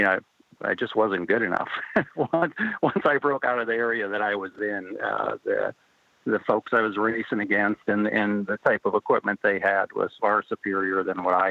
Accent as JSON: {"language": "English", "region": "North Dakota", "country": "United States", "tie": "born or raised there", "said": "I grew up in North Dakota"}